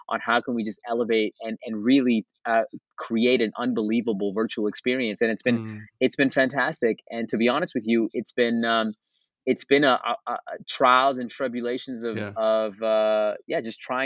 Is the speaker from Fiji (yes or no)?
no; Canada; I'm from Canada